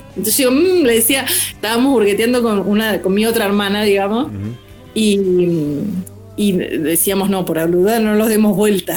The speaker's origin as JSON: {"language": "Spanish", "town": "Senillosa", "region": "Neuquén", "country": "Argentina", "tie": "born or raised there", "said": "me quedé cuando era chiquita, en, era adolescente, en Cenillosa"}